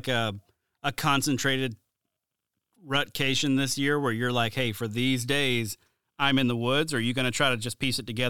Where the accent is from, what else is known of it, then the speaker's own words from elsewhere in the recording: Mobile, Alabama, United States; I'm from Mobile, Alabama.